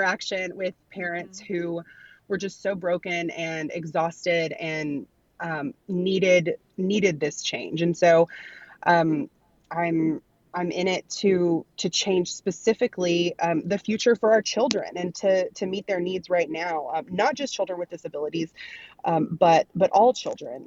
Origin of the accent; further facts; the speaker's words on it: Arkansas, United States; here in my home state of Arkansas